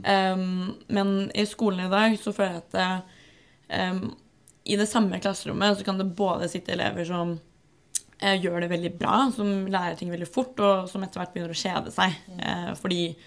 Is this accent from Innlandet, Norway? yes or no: yes; Gran, Innlandet, Norway; moved away as an adult; now in Oslo, Norway; jeg er fra Gran, bodde i Oslo nå en stund, bor på Løkka.